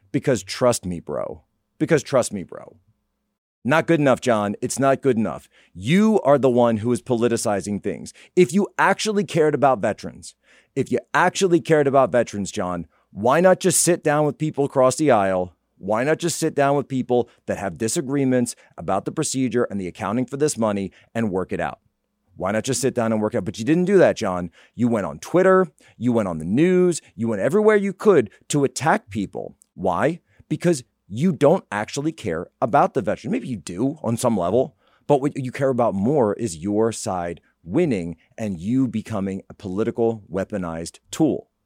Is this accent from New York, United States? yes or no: no; Pennsylvania, United States; my home state of Pennsylvania